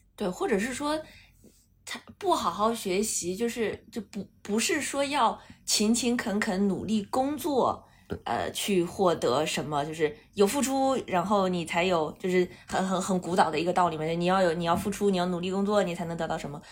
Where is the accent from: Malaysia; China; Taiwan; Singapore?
China; Northeast China; 我是东北人嘛